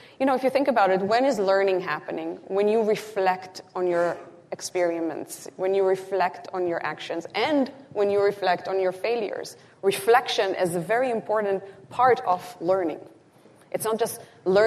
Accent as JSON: {"language": "English", "country": "Israel", "moved": "yes", "said": "I'm originally from Israel"}